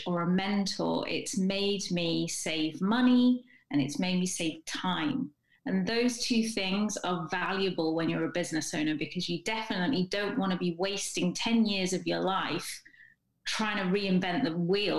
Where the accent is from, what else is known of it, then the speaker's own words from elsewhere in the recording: England, United Kingdom; I'm English